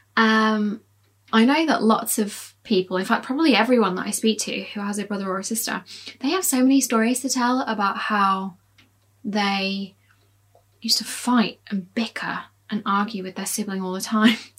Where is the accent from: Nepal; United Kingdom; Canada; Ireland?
United Kingdom; Leeds, Yorkshire and the Humber; I was born in Leeds